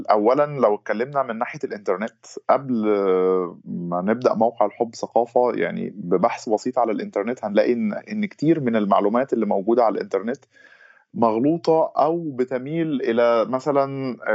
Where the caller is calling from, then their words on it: Egypt; نعم أنا أنا بحكي من مصر ومقيم في مصر